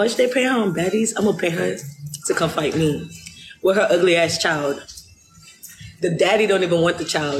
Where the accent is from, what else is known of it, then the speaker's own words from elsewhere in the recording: Nigeria; I'm Nigerian. We don't do that in my culture.